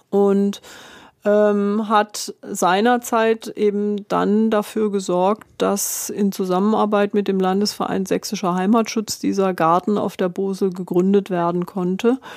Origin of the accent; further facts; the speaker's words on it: Stuttgart, Baden-Württemberg, Germany; born there; also born or lived in Bonn; weil ich eben ursprünglich in Bonn studiert habe, in Stuttgart geboren bin, also eigentlich aus Westdeutschland